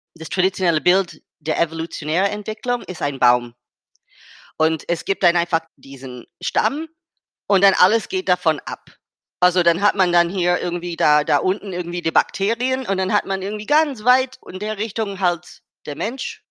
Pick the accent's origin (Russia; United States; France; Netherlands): United States; German is a second language; moved away; aus Amerika, wo ich herkomme